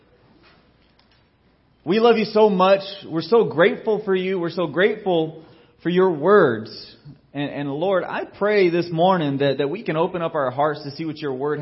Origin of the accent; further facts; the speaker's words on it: Georgia, United States; growing up in Georgia